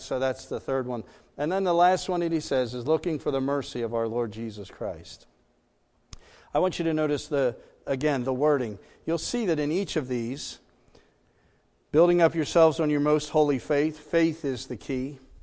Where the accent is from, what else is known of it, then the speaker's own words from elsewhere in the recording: Pennsylvania, United States; moved away as an adult; also born or lived in Maryland; we were from Pennsylvania, moved to Maryland for ten years